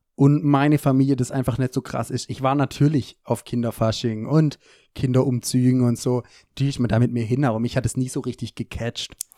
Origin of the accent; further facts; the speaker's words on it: Germany; wie ich natürlich als, äh, Deutscher bin